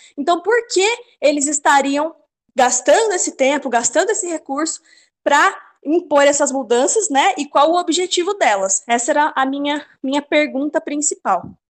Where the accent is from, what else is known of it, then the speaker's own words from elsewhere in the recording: Louveira, São Paulo, Brazil; now in Campinas, Brazil; os meus pais se mudaram de Campinas há uns 15 anos, numa cidadezinha pequenininha no interior de São Paulo, não tem nem rodoviária, chama Louveira